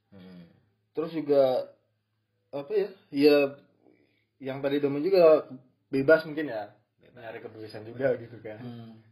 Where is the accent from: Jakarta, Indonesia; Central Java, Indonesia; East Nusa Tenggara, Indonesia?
Central Java, Indonesia; Purwokerto; also born or lived in Cirebon / Tegal; lahir gue lahir di Prokerto emang